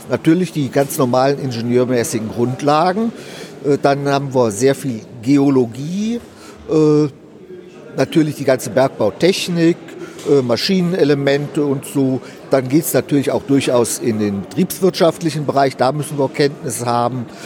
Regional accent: Frankfurt, Hesse, Germany; born there; also born or lived in Hanover; now in Ruhr area, Germany; nein, äh, ich bin gebürtiger Frankfurter.

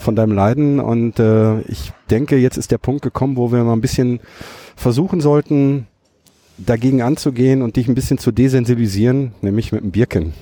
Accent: Herten, North Rhine-Westphalia, Germany; bei uns in Herten

